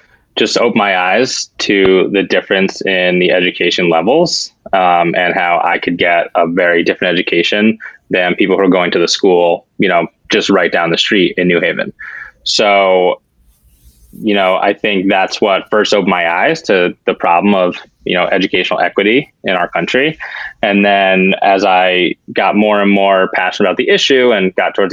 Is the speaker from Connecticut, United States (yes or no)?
yes; Connecticut, United States; moved away as an adult; I grew up in Connecticut, my mom, my dad, and my older brother